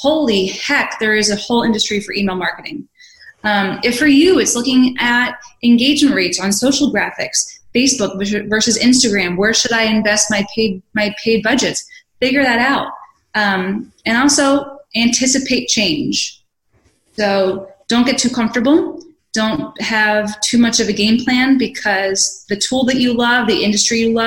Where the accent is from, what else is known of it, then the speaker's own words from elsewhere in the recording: Philadelphia, Pennsylvania, United States; I'm from Philly